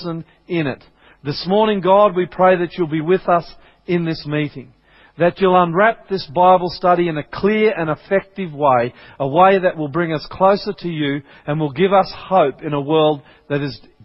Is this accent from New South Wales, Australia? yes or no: no; Brisbane, Queensland, Australia; moved away; I'm a Queenslander, I'm originally from Brisbane